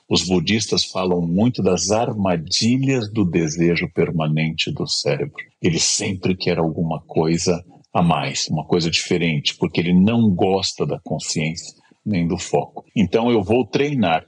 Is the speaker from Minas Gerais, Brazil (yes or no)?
no; Gaúcho, Rio Grande do Sul, Brazil; now in São Paulo, Brazil; eu sou gaúcho e sou completamente paulista.